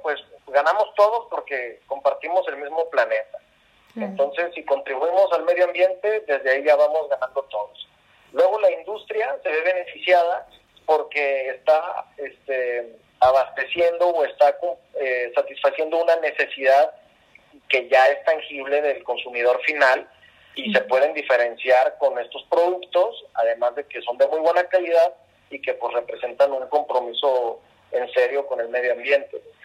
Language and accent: Spanish; Mexico; nos representa a todos como mexicanos